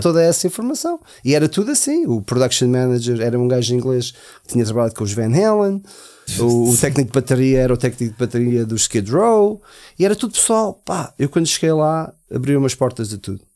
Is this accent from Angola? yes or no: no; Portugal; also born or lived in United States / Germany; eu, eu sendo americano, mas tive. Né? A minha adolescência foi toda em, em Portugal